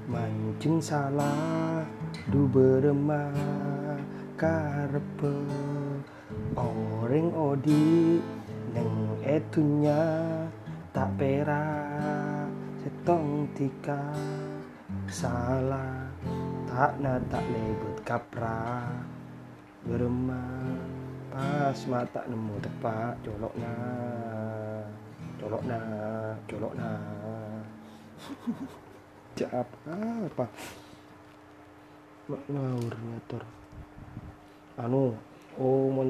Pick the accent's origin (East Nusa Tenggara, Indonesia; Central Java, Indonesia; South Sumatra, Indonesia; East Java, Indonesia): East Java, Indonesia; aku ini Madura